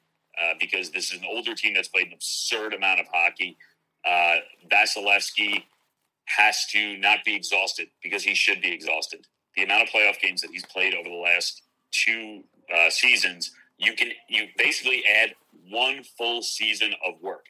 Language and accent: English; Long Island, New York, United States; I grew up on Long Island